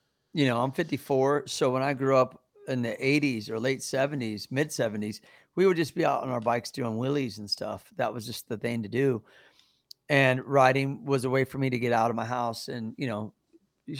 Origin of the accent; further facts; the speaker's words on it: Midwest, United States; things were a lot different back then, especially growing up in the Midwest.